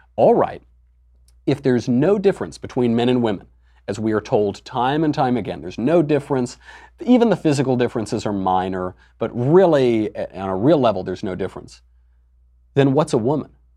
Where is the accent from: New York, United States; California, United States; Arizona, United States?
New York, United States; I'm from New York, so there are drag bars all over the village